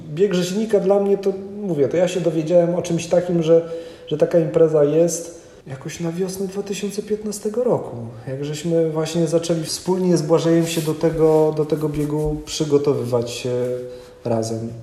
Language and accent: Polish; Kwidzyn, Pomeranian Voivodeship, Poland; wychowałem się w Kwidzynie. To jest województwo dawne elbląskie, obecnie pomorskie